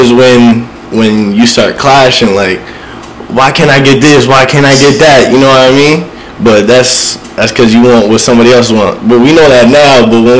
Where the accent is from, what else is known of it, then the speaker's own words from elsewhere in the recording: Somerset, New Jersey, United States; So, I grew up right here in Somerset. I've been through all the Somerset schools from kindergarten all the way to high school till I graduated.